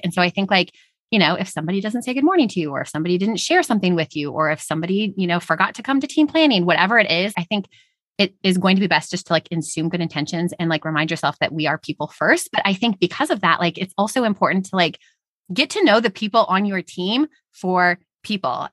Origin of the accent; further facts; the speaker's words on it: Houston, Texas, United States; We're all from Texas, Houston